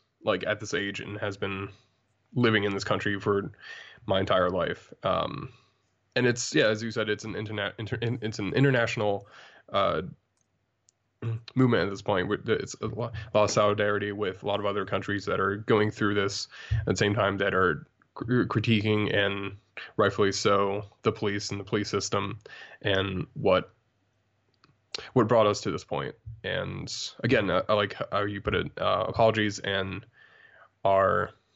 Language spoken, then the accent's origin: English; United States; as an American